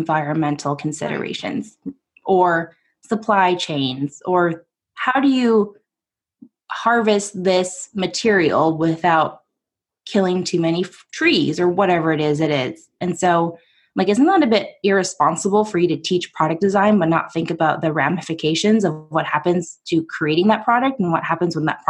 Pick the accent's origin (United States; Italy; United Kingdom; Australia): United States; Portland; I'm from Portland